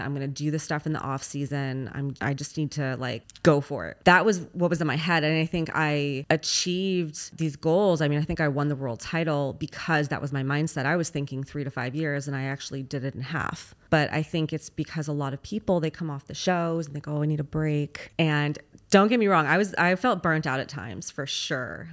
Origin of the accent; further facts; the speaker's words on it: Los Angeles, California, United States; moved away; I'm actually originally from Los Angeles